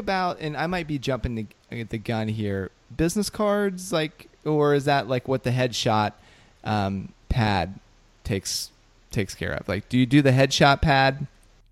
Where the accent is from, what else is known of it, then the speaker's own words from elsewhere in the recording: Ohio, United States; I'm from Ohio